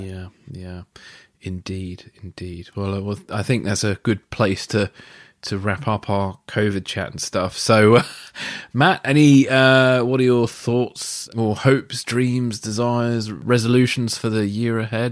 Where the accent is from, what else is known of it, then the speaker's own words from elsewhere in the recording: England, United Kingdom; as an Englishman